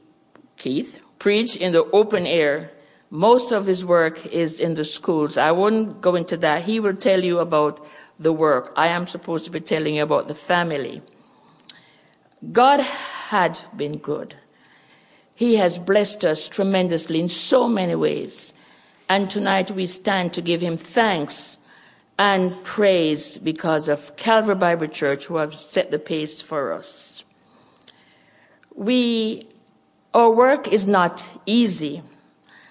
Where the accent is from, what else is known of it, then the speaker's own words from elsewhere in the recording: Jamaica; accent: Jamaican; moved away as an adult; also born or lived in Canada; The Lord had it where he prepared us to return to our homeland, Jamaica. As you hear my accent, you know we're Jamaicans